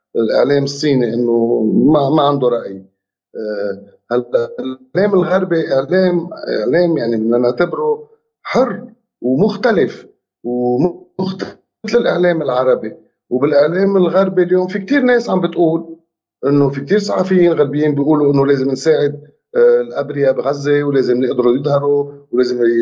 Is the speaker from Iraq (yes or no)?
no; Lebanon; نحن بلبنان